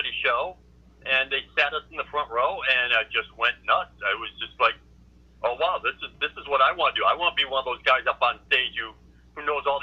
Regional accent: Buffalo, New York, United States; moved away; also born or lived in Boston; I'm from Buffalo

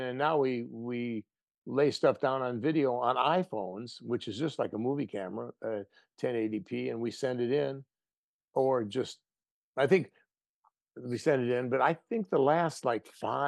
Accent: Wisconsin, United States; born there; my dad said, let's open a hardware store in Wisconsin. So they went up there and had me and my sister

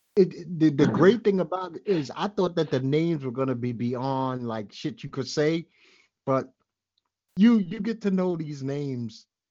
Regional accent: New York City, New York, United States; by now I'm a well-schooled Brooklynite

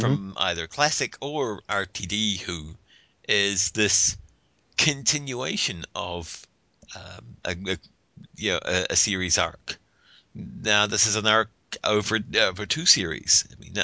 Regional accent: New Zealand; now in United States; I'm from New Zealand

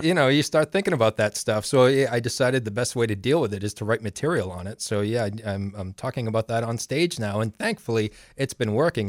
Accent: Maine, United States; my hometown and, uh, growing up in Maine

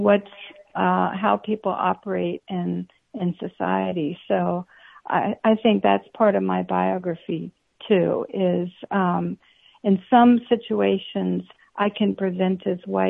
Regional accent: Florida, United States; also born or lived in Panama; I'm actually from Panama. I have a brown father and a white mother, so I'm a mixed person, like so many of us are these days. And I came to the United States when I was a little girl and grew up in Florida

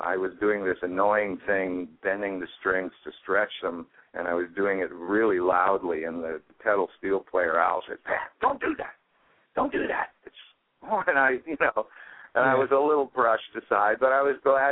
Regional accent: Toronto, Ontario, Canada; also born or lived in Ottawa; I was born in Toronto, I ended up in Ottawa, which is the capital of the country, when I was a teenager, and that's where I started playing

